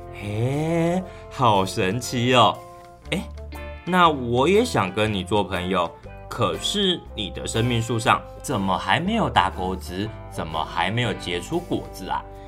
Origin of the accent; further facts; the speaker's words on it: Taoyuan, Taiwan; 我是来自桃园界的